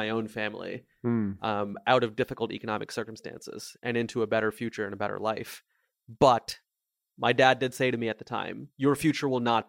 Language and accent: English; India; now in Mountain View, United States; Yeah, I am from India. I was born in a small town in India, actually at the exact same hospital where both my mom and my grandfather were born.